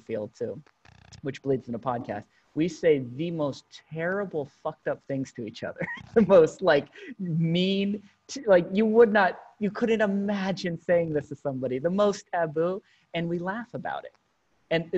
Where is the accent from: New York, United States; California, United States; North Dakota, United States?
California, United States; Berkeley; growing up in Berkeley, California during the 90s and early 2000s